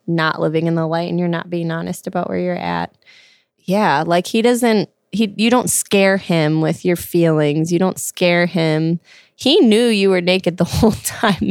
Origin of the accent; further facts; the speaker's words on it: Glen Ellyn, Illinois, United States; now in Lombard, United States; I'm from the Midwest, Glen Ellen, Illinois, and I currently live in Lombard